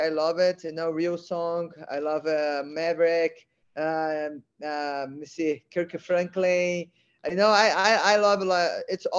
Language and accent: English; Brazil; English is a second language; now in California, United States; Brazil. No, you know, I love living in America because I've been learning a lot, you know, wrestling, jiu-jitsu.